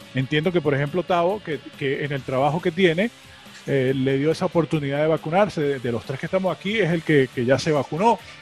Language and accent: Spanish; Venezuela; moved away; also born or lived in Miami; nosotros como venezolanos